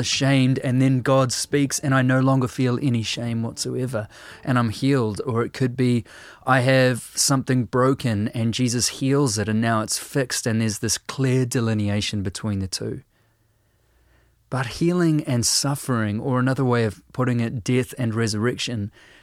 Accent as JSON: {"language": "English", "country": "New Zealand"}